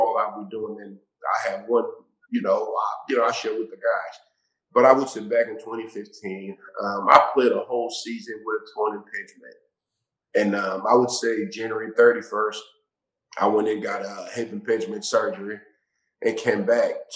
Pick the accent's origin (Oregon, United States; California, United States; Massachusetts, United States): Massachusetts, United States; Somerville; I grew up in Massachusetts in Somerville, Mass